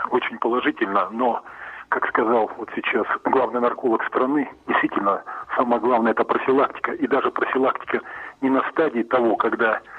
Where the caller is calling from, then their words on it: Volgograd, Volgograd Oblast, Russia; я вам звоню из Волгограда